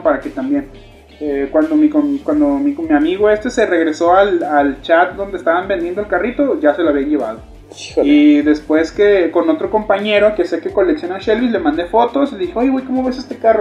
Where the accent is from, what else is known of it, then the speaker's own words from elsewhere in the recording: Ciudad Guzmán, Jalisco, Mexico; also born or lived in Chiapas; Originario, nacido en Chiapas, criado y registrado en Ciudad Guzmán, Jalisco.